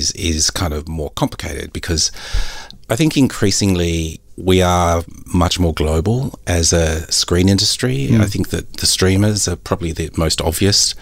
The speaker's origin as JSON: {"language": "English", "country": "Australia", "said": "Christian and I are Australians."}